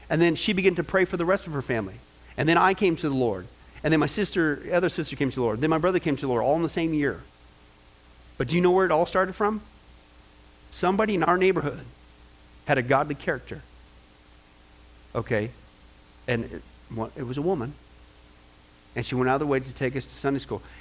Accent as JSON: {"language": "English", "region": "Kansas", "country": "United States", "tie": "born or raised there", "also_born_or_lived": "California / Nebraska", "said": "I was born in Kansas, California, went back to Kansas, Nebraska, Kansas, back to California."}